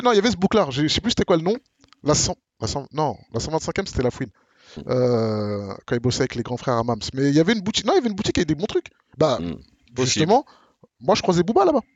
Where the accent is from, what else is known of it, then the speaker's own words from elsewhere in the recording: Marne-la-Vallée, Île-de-France, France; nous on vient de Marne-la-Vallée. Moi, à Bamil, on vient de Marne-la-Vallée